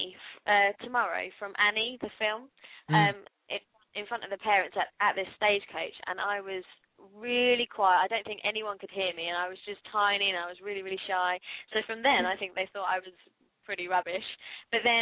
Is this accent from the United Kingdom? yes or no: yes; the south of England, United Kingdom; now in Portsmouth, United Kingdom; I'm from the south. There's not really a lot going on down the south.